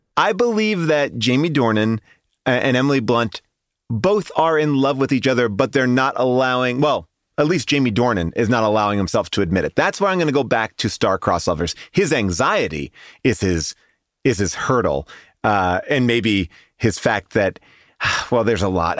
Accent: Ireland; as an Irish person

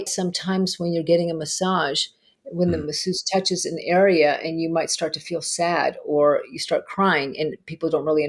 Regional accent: Argentina; moved away; My home country.

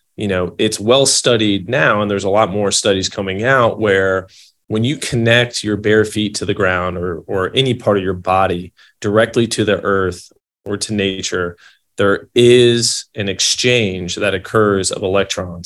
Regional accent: Louisville, Kentucky, United States; moved away as an adult; now in California, United States; I'm from Louisville, Kentucky, originally

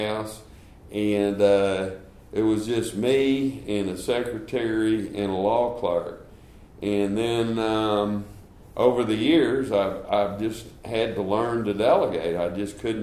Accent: Dallas, Texas, United States; now in Houston, United States; I grew up in Dallas, Texas, went to St. Mark's in Dallas

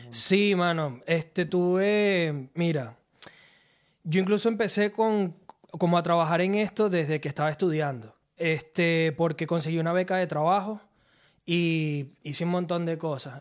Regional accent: Turmero, Aragua, Venezuela; moved away as an adult; also born or lived in La Victoria, Venezuela / Mexico / Maracay, Venezuela; now in Australia; yo nací en La Victoria, mm. soy victoriano, ahí estuve mis primeros años, pero nosotros nos mudamos desde que yo era un bebé a San Joaquín de Turmero y ahí fue donde viví la mayor parte de mi vida

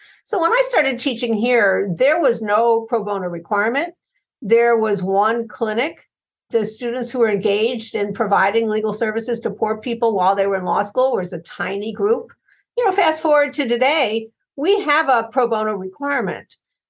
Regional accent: Chicago, Illinois, United States; works globally, but also in my hometown of Chicago.

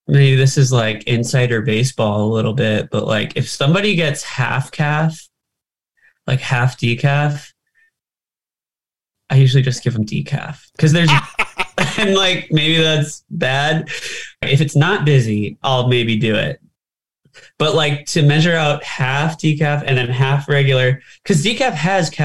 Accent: California, United States; growing up in California.

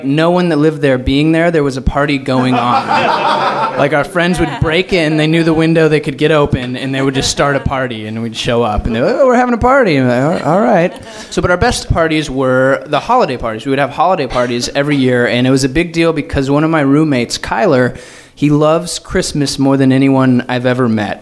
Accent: Fort Collins, Colorado, United States; moved away as an adult; now in Los Angeles, United States; I moved home to my hometown in Fort Collins, Colorado

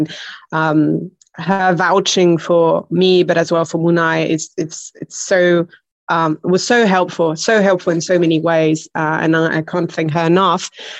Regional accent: Belgium; accent: quite weird; now in Barcelona, Spain; No, my accent is very hard to put because I'm originally from Belgium.

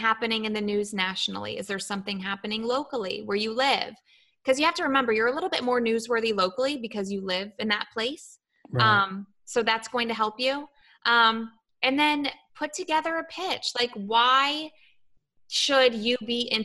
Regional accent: Columbus, Ohio, United States; now in Florida, United States; I came from Ohio.

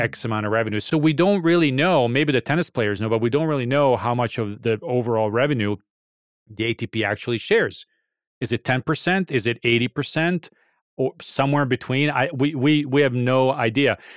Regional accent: Serbia; my home country

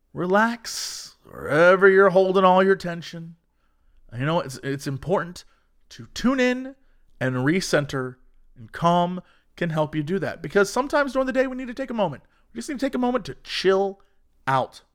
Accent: Ohio, United States; I'm from Ohio.

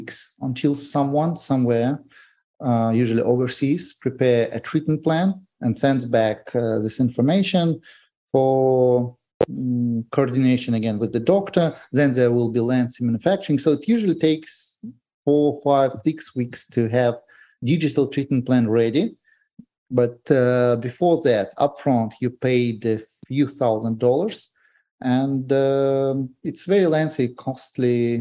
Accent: Moscow, Russia; also born or lived in Grozny, Chechnya, Russia; I was born in Chechnya in Grozny. And in 1994, actually, it was Christmas night, New Eve, actually, when Russia invaded Chechnya with full force. And my parents took me and my daughter, and we moved to Moscow because we had some relatives there. That's where I grew up

